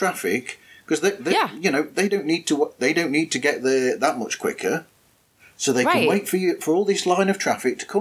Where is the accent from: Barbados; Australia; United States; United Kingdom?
United Kingdom; the north of England; I'm from Northern England, and or the north of England